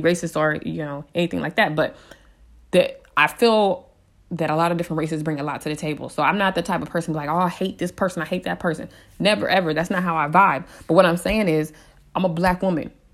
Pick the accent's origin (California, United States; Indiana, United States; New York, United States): California, United States; San Diego; I was raised in San Diego